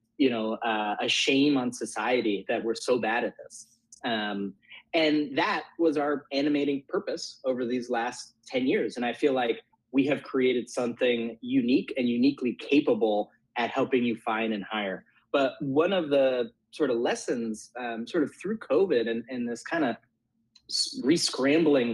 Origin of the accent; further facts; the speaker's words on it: Bay Area, California, United States; I grew up in the Bay Area, and my parents are both Italian